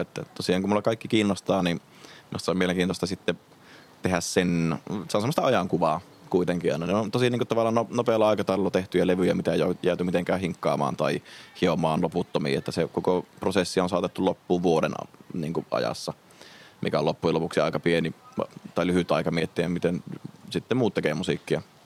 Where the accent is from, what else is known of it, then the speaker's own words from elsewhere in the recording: Rovaniemi, Lapland, Finland; me ollaan Rovaniemeltä käymässä täällä